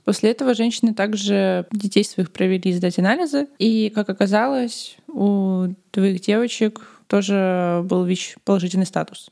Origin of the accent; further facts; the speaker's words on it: Kaliningrad, Kaliningrad Oblast, Russia; На районе, где я росла, в Калининграде, было раньше очень много цыган.